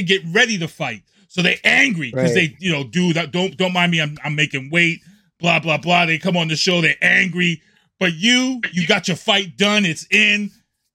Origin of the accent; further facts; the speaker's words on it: Brockton, Massachusetts, United States; I'm from the City of Champions